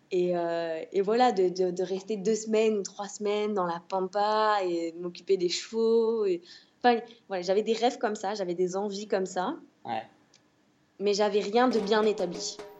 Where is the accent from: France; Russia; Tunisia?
France; Bordeaux, Nouvelle-Aquitaine; moved away as an adult; also born or lived in Paris; now in Rosario, Argentina; je suis de Bordeaux